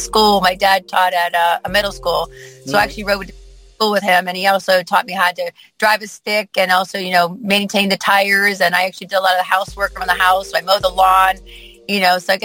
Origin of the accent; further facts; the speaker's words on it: Plantation, Florida, United States; I'm originally from Plantation, Florida.